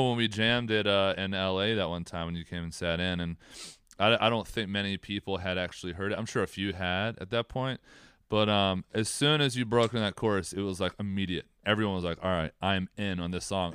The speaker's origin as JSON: {"language": "English", "region": "Southern Maryland", "country": "United States", "tie": "born or raised there", "said": "We're from Southern Maryland."}